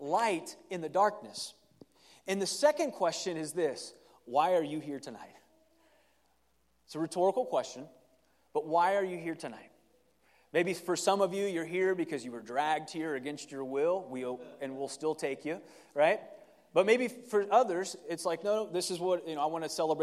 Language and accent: English; Ohio, United States; moved away; I grew up in Ohio, and tamales was not a tradition of ours